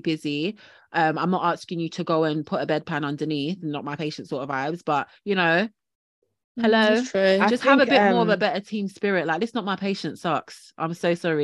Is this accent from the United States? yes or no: no; Jamaica; now in United Kingdom; I know I'm Jamaican